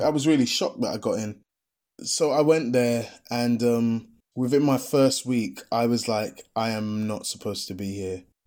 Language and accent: English; London, United Kingdom; I'm the Londoner